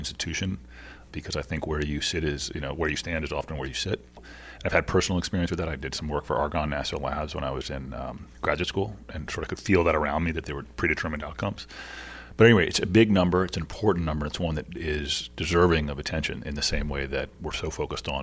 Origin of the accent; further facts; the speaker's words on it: Washington, District of Columbia, United States; also born or lived in Maryland; I'm from D.C. and from Maryland.